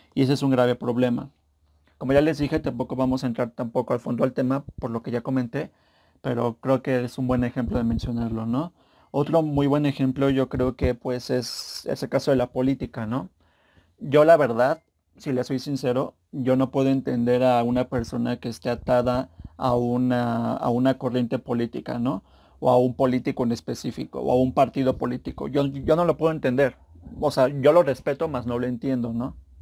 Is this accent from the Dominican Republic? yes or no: no; Mexico; yo soy mexicano